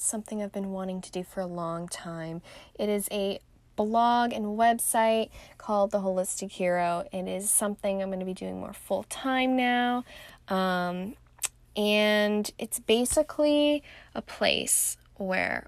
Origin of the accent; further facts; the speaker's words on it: Irvine, California, United States; now in Scottsdale, United States; I was born and raised in Southern California in the heart of Orange County, Irvine to be more specific